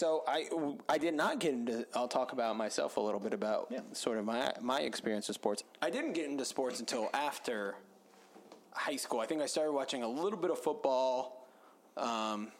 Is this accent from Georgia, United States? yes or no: yes; Atlanta, Georgia, United States; born or raised there